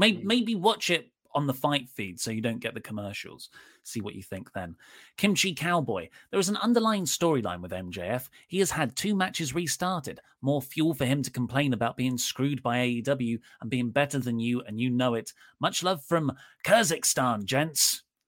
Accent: Chicago, Illinois, United States; I'm from Chicago. I love Punk, but this was the right call.

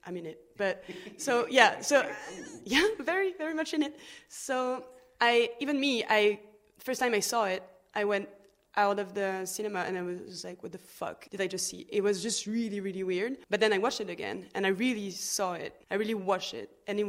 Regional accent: Lille, Hauts-de-France, France; English is a second language; now in Paris, France; I was born in Lille, in the north of France, but I've traveled a little bit around France, and now I've been living in Paris for 12 years.

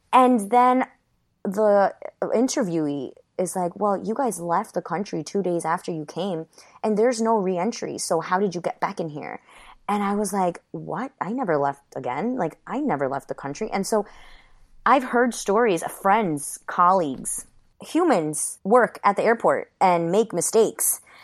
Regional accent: Westchester County, New York, United States; also born or lived in Ecuador; this is where I grew up, a kindergarten through college into my professional career.

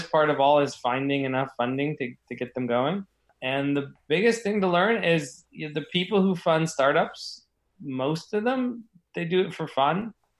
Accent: New Jersey, United States; also born or lived in Los Angeles, California; born in New Jersey, lived there for a few years, and then my parents moved to L.A. And then when I was about 10, I moved back to New Jersey and stayed there through high school

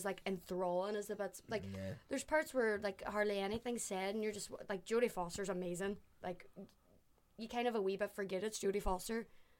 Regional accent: Ireland; because I'm Irish, and then I'm like, oh, he's actually doing an Irish accent.

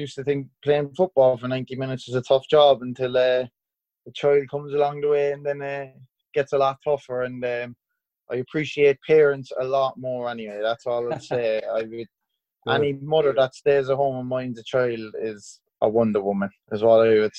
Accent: Cork, Munster, Ireland; Cork's my hometown club

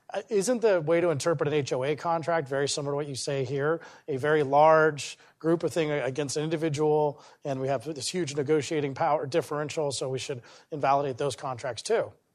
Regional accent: Parker, Colorado, United States; I grew up in Parker, Colorado

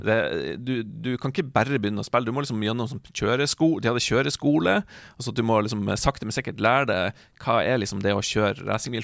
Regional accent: Hamarøy, Nordland, Norway; hjemme på Hamarøy

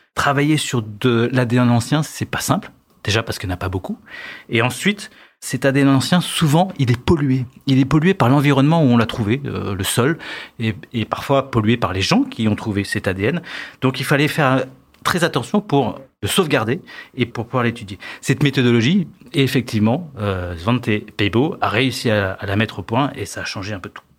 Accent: France; Chez nous, en France

